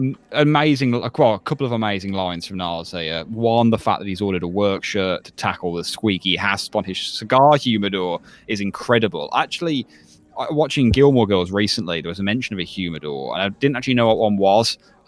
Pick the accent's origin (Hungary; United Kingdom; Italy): United Kingdom; I think that's part of being British as well.